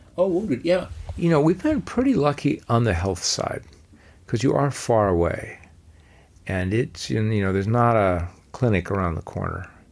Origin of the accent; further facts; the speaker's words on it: Los Angeles, California, United States; I grew up in Los Angeles